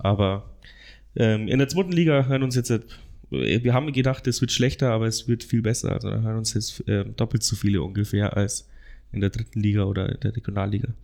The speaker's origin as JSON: {"language": "German", "town": "Amberg", "region": "Bavaria", "country": "Germany", "also_born_or_lived": "Regensburg", "said": "ich komme aus Amberg, 60 Kilometer weg von hier"}